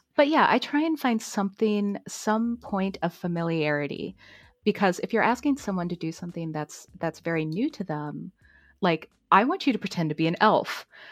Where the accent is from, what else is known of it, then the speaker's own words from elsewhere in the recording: St. Louis, Missouri, United States; I'm from Saint Louis